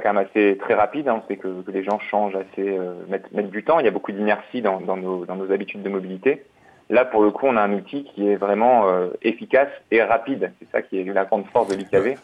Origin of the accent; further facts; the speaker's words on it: Lille, Hauts-de-France, France; moved away as an adult; je suis lillois, j'ai grandi à Lille